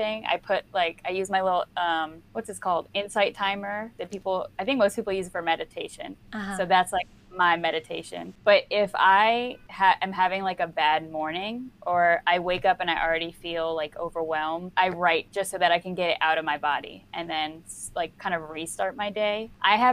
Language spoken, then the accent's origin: English; right outside DC, Maryland, United States; I'm from Maryland, like right outside DC